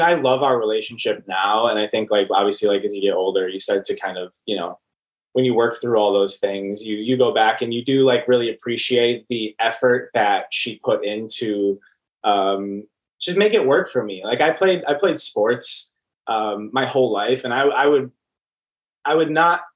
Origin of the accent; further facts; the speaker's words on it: Franklin, Wisconsin, United States; now in Los Angeles, United States; I am from... I'll say like very specifically like Franklin, Wisconsin, which is a suburb outside of Milwaukee. It's like 20, 25 minutes outside of Milwaukee. And born and raised.